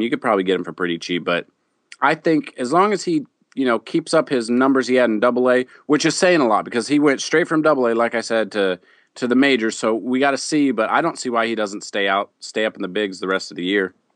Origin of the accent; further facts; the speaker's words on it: Midwest, United States; I'm from the Midwest.